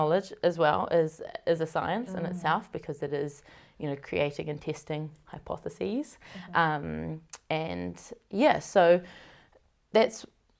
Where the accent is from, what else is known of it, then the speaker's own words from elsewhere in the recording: Helensville, Auckland, New Zealand; However, I grew up in Helensville, out west. So, way out west, out in the farmland.